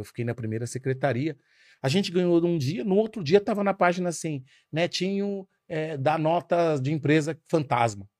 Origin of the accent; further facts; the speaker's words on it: Carapicuíba, São Paulo, Brazil; a gente cresceu numa Coab. A Coab, seguramente a Coab de Carapicuíba